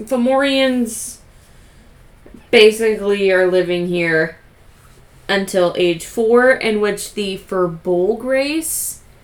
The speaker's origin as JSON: {"language": "English", "country": "Ireland", "said": "Well, we're from Ireland."}